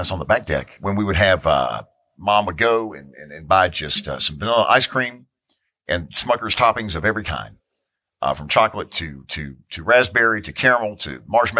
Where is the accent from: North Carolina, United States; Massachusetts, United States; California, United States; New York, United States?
North Carolina, United States; Hickory; the neighborhood I grew up in Hickory, North Carolina, about 60 miles outside of Charlotte